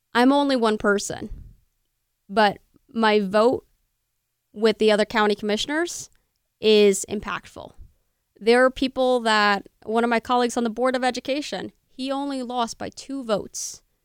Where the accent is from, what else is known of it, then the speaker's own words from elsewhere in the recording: Bernardsville, New Jersey, United States; Burnersville, Burnersville, my hometown